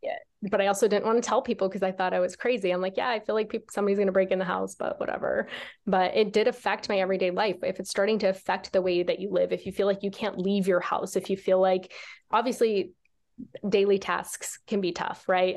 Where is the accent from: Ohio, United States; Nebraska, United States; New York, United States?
Nebraska, United States; I grew up in Nebraska